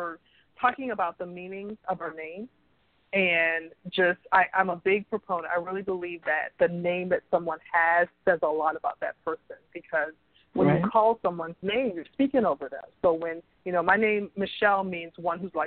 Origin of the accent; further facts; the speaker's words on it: Charleston, South Carolina, United States; I'm a Southern girl. I grew up in Charleston, South Carolina